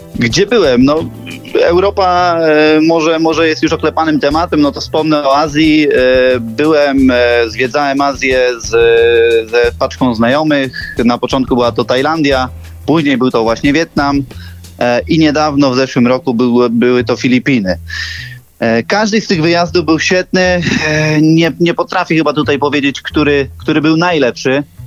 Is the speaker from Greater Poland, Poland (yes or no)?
yes; Poznań, Greater Poland, Poland; jestem z Poznania